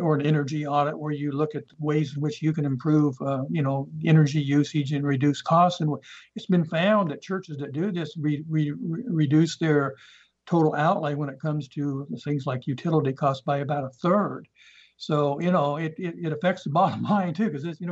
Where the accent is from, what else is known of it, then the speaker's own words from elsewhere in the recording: Nebraska, United States; moved away; I'm from Nebraska. I'm a Cornhusker.